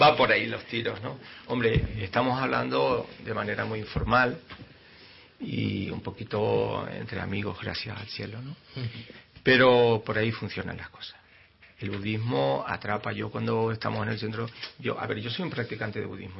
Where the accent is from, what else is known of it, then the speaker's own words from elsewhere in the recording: Canary Islands, Spain; somos canarios, pues somos canarios